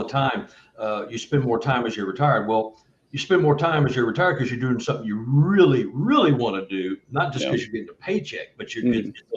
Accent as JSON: {"language": "English", "region": "Texas", "country": "United States", "said": "I'm from Texas"}